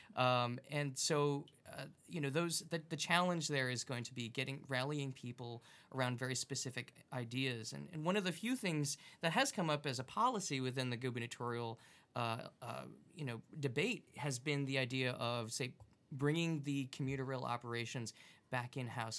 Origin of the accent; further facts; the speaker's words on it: Long Island, New York, United States; now in Massachusetts, United States; I'm originally from Long Island